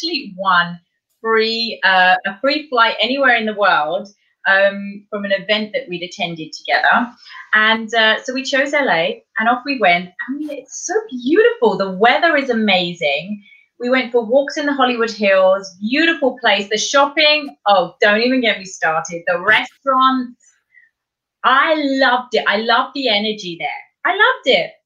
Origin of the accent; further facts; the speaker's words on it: Kent, South East England, United Kingdom; moved away as an adult; also born or lived in Bournemouth, England / London, England; now in Montreal, Canada; I was born in Kent in the south of England, where I grew up there with my mum, my dad, and my sister